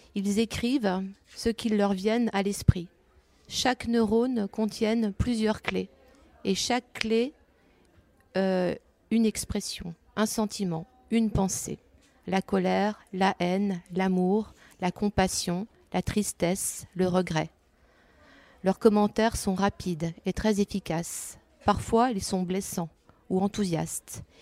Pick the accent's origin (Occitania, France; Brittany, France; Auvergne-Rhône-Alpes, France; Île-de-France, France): Brittany, France; Breton; je suis bretonne aussi, comme Géraldine